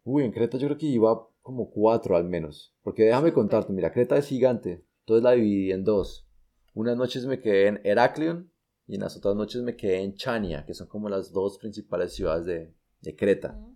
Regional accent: Colombia; soy colombiano

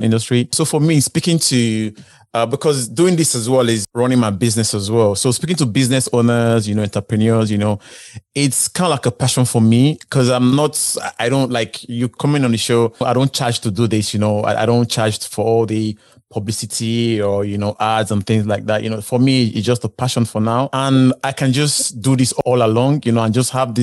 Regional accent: Nigeria; moved away; I'm originally from Africa, Nigeria

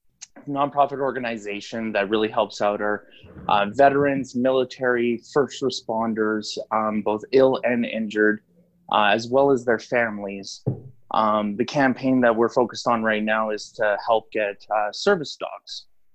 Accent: Winnipeg, Manitoba, Canada; also born or lived in Vancouver; My dad's from Libya. My mom's French Canadian, and I was born in Vancouver, actually.

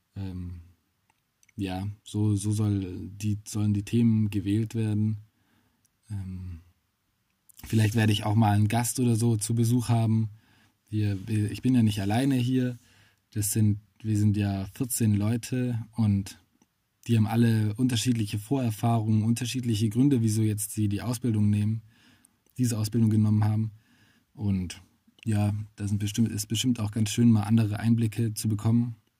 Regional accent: Swabia, Baden-Württemberg, Germany; als Schwabe

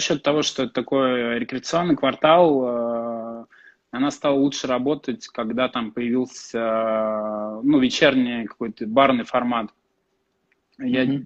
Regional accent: Tula, Tula Oblast, Russia; Родился в Туле. Я из, э, Тулы

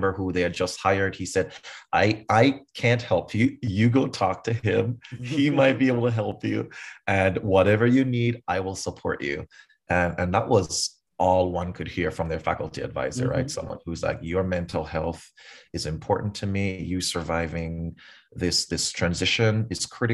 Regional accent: Kingston, Jamaica; moved away; I grew up in Kingston, Jamaica.

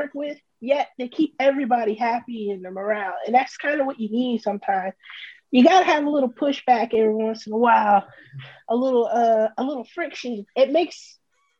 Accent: Mount Dora, Florida, United States; moved away as an adult; also born or lived in White Plains, New York / Virginia / Alabama; now in Meridian, United States; I turned 10, I'm from Florida now. Okay. So when I got to the ship, I used to tell people I was from Florida. I'm from a small town called Mount Dora

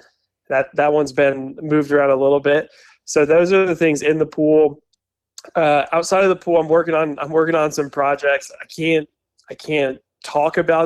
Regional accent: Florida, United States; I grew up in Florida

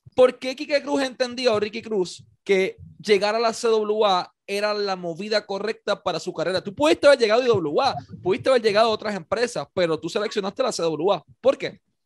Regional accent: Puerto Rico; Puerto Rico, la realidad que vivimos

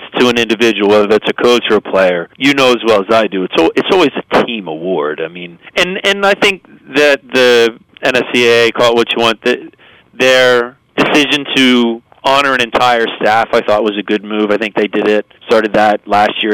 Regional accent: Philadelphia, Pennsylvania, United States; I grew up in the Philadelphia area

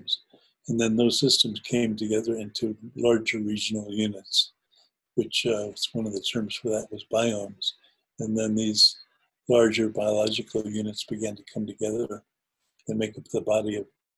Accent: New Jersey, United States; I grew up in New Jersey part-time, and where I used to go and play as a kid is now a place called the Short Hills Mall

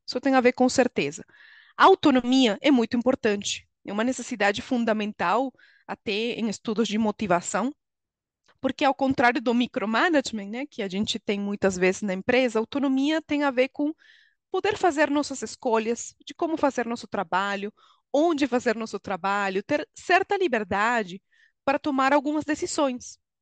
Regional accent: Venezuela; Portuguese is a second language; moved away as an adult; now in Brazil; Sou venezuelana, moro no Brasil há 13 anos

